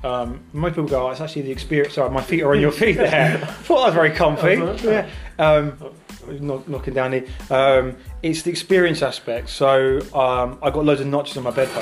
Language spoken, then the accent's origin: English; Southend-on-Sea, East of England, United Kingdom; I come from Southend